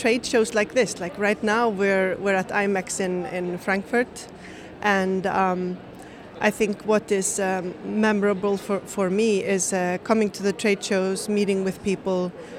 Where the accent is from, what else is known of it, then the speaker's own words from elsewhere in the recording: Reykjavik, Capital Region, Iceland; So I'm from Reykjavik. I'm from Reykjavik, Iceland